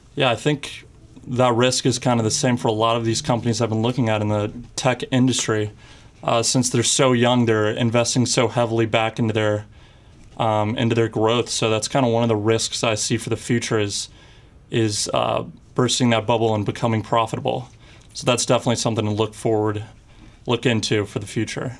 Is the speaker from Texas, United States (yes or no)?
yes; Houston, Texas, United States; moved away; also born or lived in Ohio; I'm from Houston, Texas, and I go to school in Miami University in Ohio